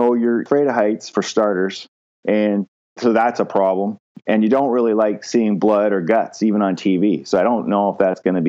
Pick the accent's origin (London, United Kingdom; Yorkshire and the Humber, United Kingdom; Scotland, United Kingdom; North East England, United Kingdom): London, United Kingdom; I was still living at home because I was from London and the university's there.